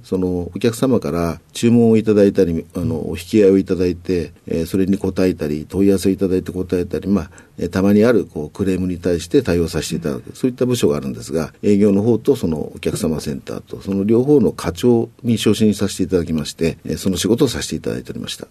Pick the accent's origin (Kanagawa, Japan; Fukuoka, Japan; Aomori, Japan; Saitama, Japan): Saitama, Japan; Kawaguchi; 埼玉県の川口市になります。